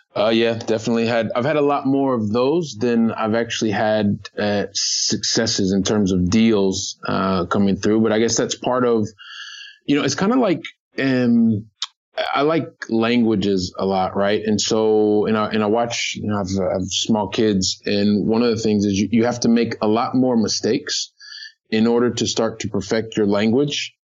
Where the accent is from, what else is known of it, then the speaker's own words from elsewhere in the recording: United States; now in Barcelona, Spain; I'm an American guy. I'm living here